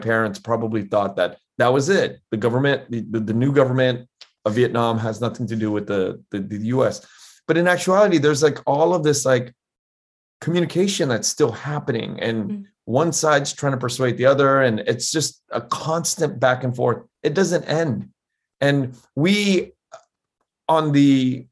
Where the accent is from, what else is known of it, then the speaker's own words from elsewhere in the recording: United States; I was born in the States